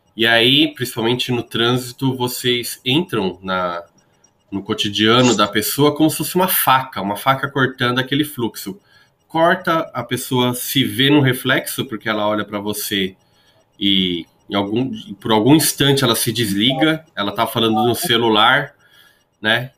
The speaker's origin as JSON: {"language": "Portuguese", "region": "São Paulo", "country": "Brazil", "tie": "born or raised there", "said": "eu sou de São Paulo"}